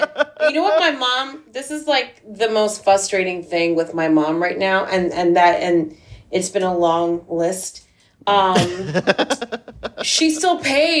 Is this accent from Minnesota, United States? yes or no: no; New Jersey, United States; also born or lived in Boonton, New Jersey / Hamilton Square, New Jersey; I grew up in Jersey, too.